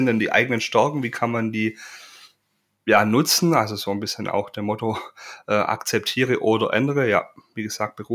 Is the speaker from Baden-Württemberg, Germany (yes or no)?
yes; Baden-Württemberg, Germany; als Schwabe natürlich bezeichne ich mich auch als fleißig